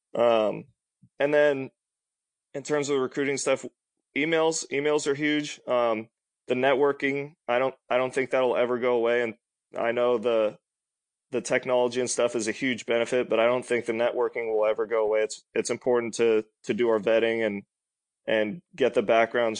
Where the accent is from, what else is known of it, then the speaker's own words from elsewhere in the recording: Sacramento, California, United States; We're from Sacramento